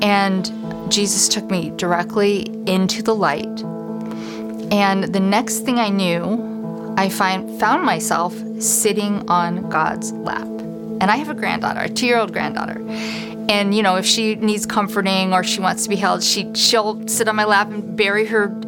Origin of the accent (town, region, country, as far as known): Council Bluffs, Iowa, United States; born or raised there